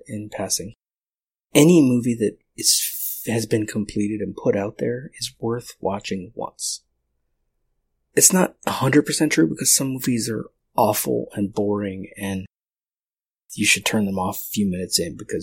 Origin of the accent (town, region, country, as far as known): United States